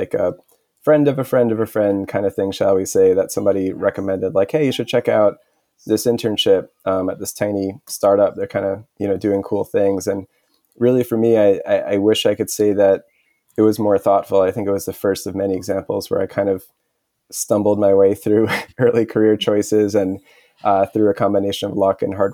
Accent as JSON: {"language": "English", "town": "New York City", "region": "New York", "country": "United States", "tie": "born or raised there", "also_born_or_lived": "Montreal, Canada", "said": "I grew up in Queens, New York"}